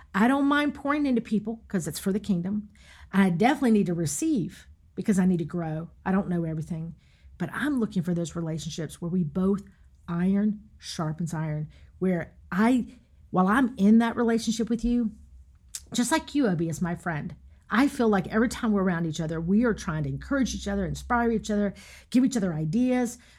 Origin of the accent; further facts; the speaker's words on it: Raleigh, North Carolina, United States; when I got back to the Raleigh area, which I'm from North Carolina